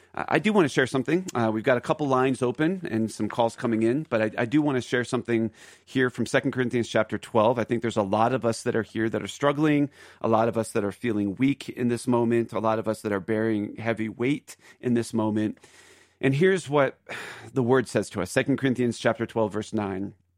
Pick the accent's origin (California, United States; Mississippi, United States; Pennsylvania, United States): Pennsylvania, United States; Philadelphia; now in Aurora, Colorado, United States; Philly, which is my home, Philadelphia